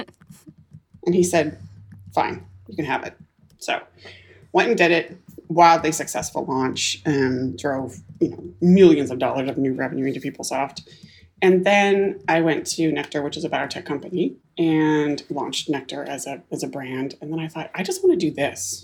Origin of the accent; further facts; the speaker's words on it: Canada; also born or lived in Silicon Valley, United States; now in Whidbey Island, United States; I was born in Canada, yeah. I've okay. been here now in the US for 26 years, mostly in Silicon Valley